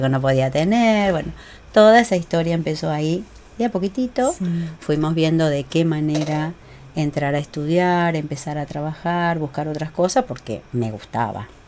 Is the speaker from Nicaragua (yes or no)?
no; Uruguay; moved away as an adult; now in Argentina; vine de Uruguay cuando recién me casé